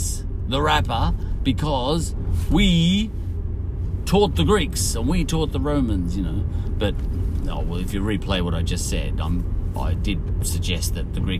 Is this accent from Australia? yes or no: yes; Australia